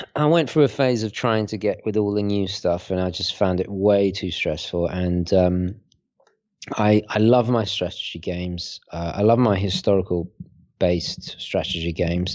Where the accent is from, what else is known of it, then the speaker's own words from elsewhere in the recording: United Kingdom; also born or lived in Italy; I'm, I'm British Italian